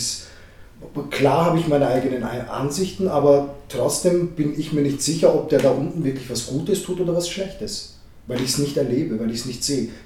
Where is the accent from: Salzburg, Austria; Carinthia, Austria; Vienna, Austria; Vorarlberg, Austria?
Vienna, Austria; wir sind hier in Wien geboren, wir haben die österreichische Staatsbürgerschaft. Also wir sind eigentlich eingesessene Wiener. Waschechte Wiener, wie man sagt auf Wienerisch, gell?